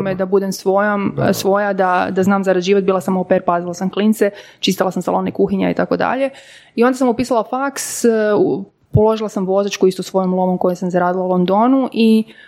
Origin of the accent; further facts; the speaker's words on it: Podravina, Croatia; moved away; ja sam iz Podravine e, rodom